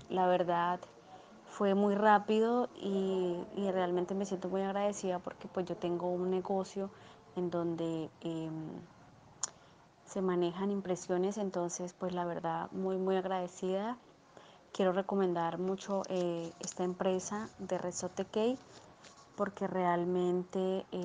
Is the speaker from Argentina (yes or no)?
no; Colombia; Yo soy de Colombia.